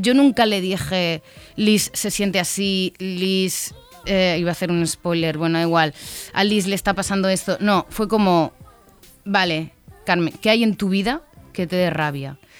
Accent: Valencian Community, Spain; somos valencianas

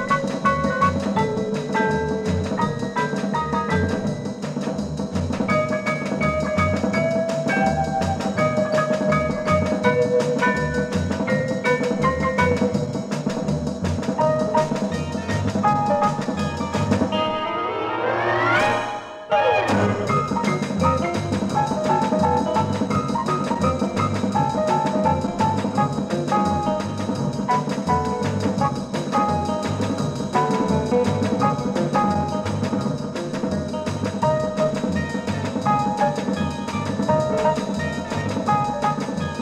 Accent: Manchester, North West England, United Kingdom; my hometown Manchester

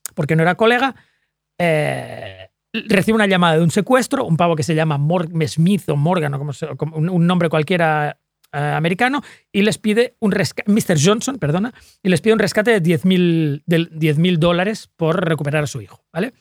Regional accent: Sant Boi de Llobregat, Catalonia, Spain; porque yo soy de San Boy

